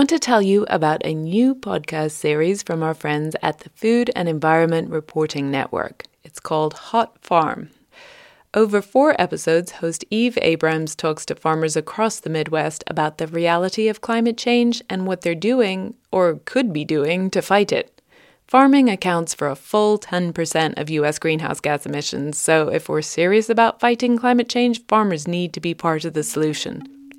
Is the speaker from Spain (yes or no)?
no; United Kingdom; now in United States; British transplant to the US.